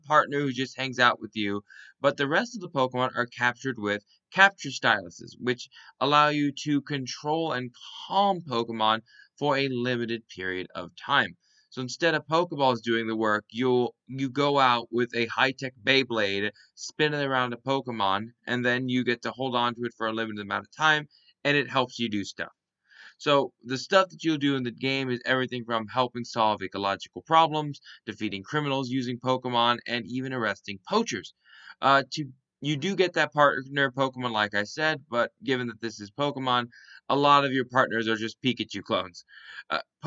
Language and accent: English; Florida, United States; now in Japan; I'm from Florida.